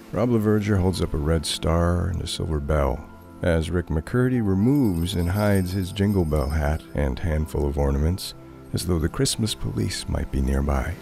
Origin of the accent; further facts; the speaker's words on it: Thornton, New Hampshire, United States; the Pine Flat Ski Trail in my hometown of Thornton